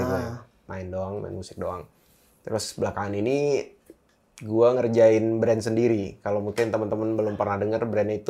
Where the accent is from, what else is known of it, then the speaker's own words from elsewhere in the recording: Bali, Indonesia; iya aku sampai kuliah tapi nggak kelar dulu aku perhotelan